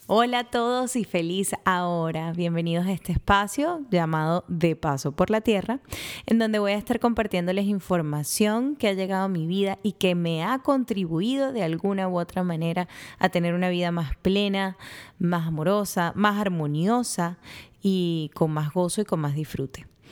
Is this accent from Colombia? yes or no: no; Venezuela; moved away; llego a Venezuela, mi tierra natal